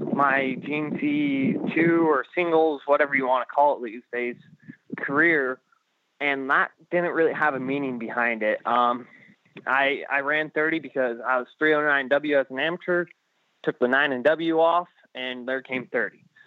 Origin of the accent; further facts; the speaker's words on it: California, United States; moved away; I still claim I'm from California